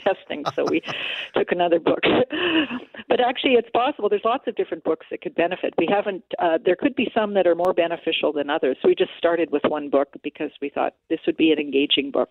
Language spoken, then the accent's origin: English; Alberta, Canada; moved away; I'm from Alberta originally